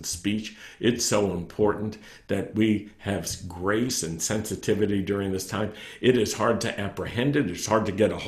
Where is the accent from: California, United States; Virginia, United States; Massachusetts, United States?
Virginia, United States; Roanoke; when I was a young man growing up in Roanoke, Virginia